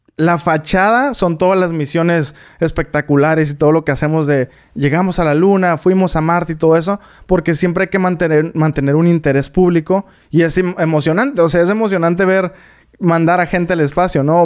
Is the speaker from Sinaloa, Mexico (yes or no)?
no; Tijuana, Baja California, Mexico; moved away as an adult; also born or lived in Atlanta, United States; now in United States; Yo soy de Tijuana, pero cuando yo tenía 17 fue cuando dije como, yo quiero estudiar eh, ingeniería espacial